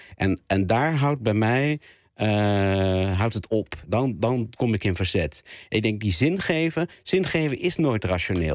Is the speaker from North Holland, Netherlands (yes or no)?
yes; Zwanenburg, North Holland, Netherlands; moved away; dorp waar ik eh, ben ben opgegroeid